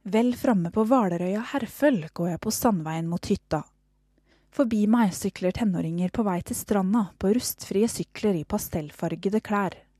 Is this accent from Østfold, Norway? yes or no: yes; Fredrikstad, Østfold, Norway; moved away as an adult; now in Nairobi, Kenya; I hjembyen min Fredrikstad